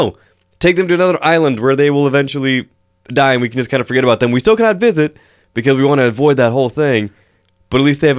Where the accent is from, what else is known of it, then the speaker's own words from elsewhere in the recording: Washington, United States; Moose, like growing up in Eastern Washington, moose stand 8 feet at the shoulders and have 6 feet of antlers.